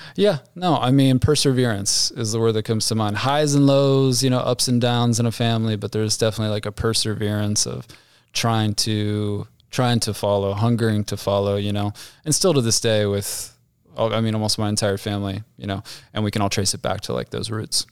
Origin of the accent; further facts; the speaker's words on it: Ohio, United States; also born or lived in Dayton, Ohio / Amelia, Ohio; Grew up in Ohio, so, uh, suburb of Dayton, Ohio, and then moved to Amelia, Ohio, a suburb of Cincinnati